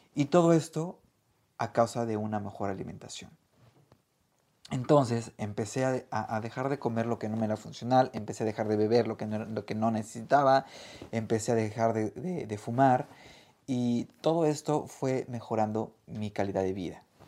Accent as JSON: {"language": "Spanish", "country": "Mexico", "moved": "yes", "lives_now": "Australia", "said": "soy chef mexicano y por el momento vivo en Australia"}